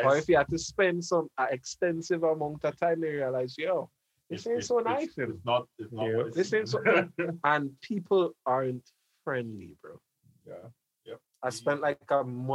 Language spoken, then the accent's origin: English; Grenada; our experiences growing up in Grenada